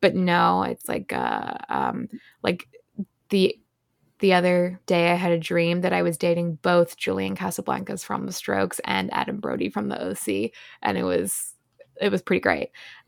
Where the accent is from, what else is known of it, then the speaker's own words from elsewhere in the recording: Ireland; also born or lived in Australia; now in New York City, United States; I am also 24, and I'm a copywriter living in New York City. I'm originally from Ireland, but I spent a lot of time growing up in Australia, and then I've been in the US since late 2019, which is why I sound weird.